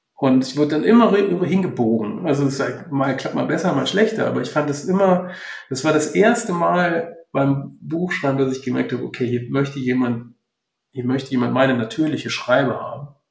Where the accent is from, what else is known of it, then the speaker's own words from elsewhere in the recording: Rhineland, Germany; wir so als Rheinländer